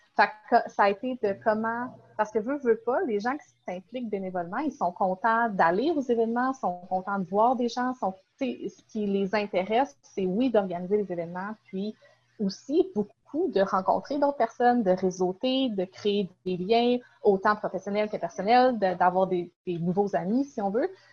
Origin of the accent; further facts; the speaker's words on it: Sherbrooke region, Quebec, Canada; je viens de la région de Sherbrooke